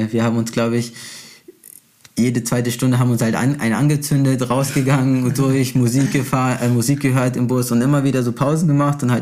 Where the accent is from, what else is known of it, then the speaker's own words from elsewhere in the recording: Brazil; Ich als Brasilianer, weißt du, man connectet sich halt auch gleich, man spricht oft die gleiche, man spricht die gleiche Sprache.